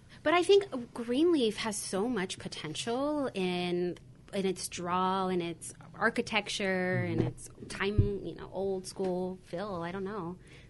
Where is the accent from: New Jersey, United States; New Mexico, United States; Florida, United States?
New Mexico, United States; Albuquerque; also born or lived in Los Angeles area; now in Whittier, United States; I grew up in New Mexico. Oh, yeah, nice. Albuquerque, New Mexico. But I've been here in LA area for almost 15 years now, 16 years, maybe longer.